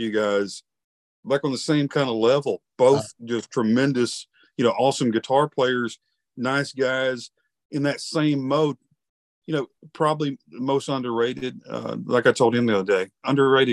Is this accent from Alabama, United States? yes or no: yes; Alabama, United States; I'm from Alabama